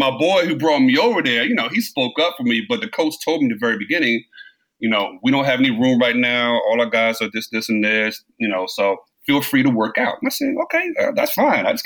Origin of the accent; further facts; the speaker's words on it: Brooklyn, New York, United States; born there; also born or lived in Maryland / Washington, D.C.; Um, I was born in I was born in Brooklyn, Brooklyn, New York.